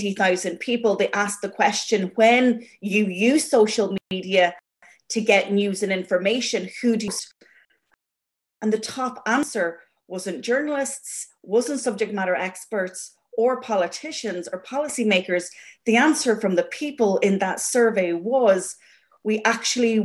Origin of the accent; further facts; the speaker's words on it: Ireland; growing up in Ireland, listening to the radio, you know, my father would shout at the radio